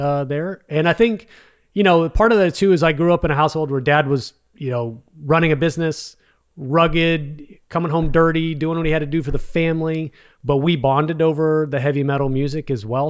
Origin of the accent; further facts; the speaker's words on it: Arlington, Texas, United States; also born or lived in Mansfield, Texas; grew up in Arlington, Texas